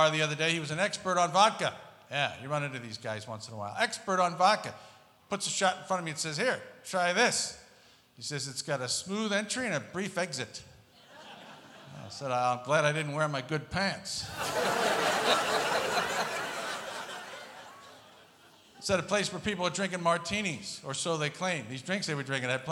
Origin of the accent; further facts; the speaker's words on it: Pennsauken, New Jersey, United States; moved away as an adult; now in Las Vegas, United States; I was born and raised in the western portion of the lower nut. Small town called Pennsauken, New Jersey.